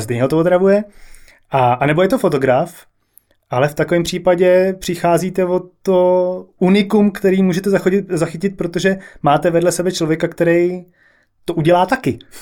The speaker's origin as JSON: {"language": "Czech", "region": "Prague", "country": "Czechia", "tie": "born or raised there", "also_born_or_lived": "London", "accent": "Prague dialect", "moved": "as an adult", "said": "Já jsem se narodil v Praze"}